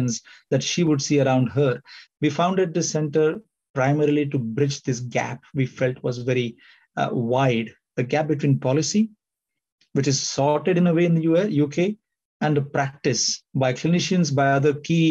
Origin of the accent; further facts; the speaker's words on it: India; moved away as an adult; also born or lived in California / Singapore / United Kingdom; I trained in medicine in India, did my postgraduate studies in California